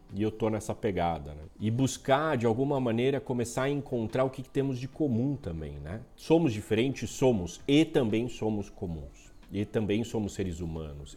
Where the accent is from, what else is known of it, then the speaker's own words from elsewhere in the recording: Brazil; somos todos brasileiros, vamos continuar sendo brasileiros, vamos continuar habitando esse país